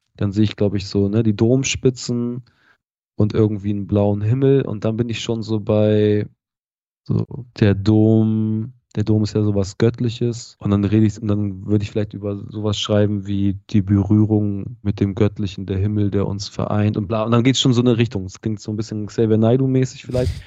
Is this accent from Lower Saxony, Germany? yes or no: yes; Harburg district, Lower Saxony, Germany; der Ort, aus dem ich ursprünglich komme, ist so, ähm, hat glaube ich eine Hamburger Vorwahl, ist Landkreis Harburg, aber das Schulsystem in dem Ort war quasi niedersächsisch